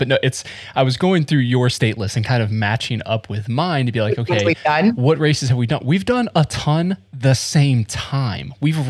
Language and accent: English; Florida, United States; moved away; I'm from Florida